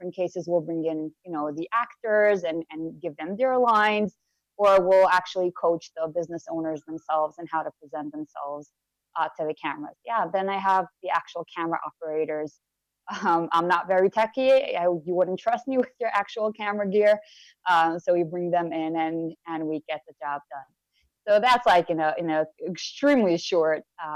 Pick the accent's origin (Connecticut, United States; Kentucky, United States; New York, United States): New York, United States; Monsey; I was born and raised in Muncie, New York, still live here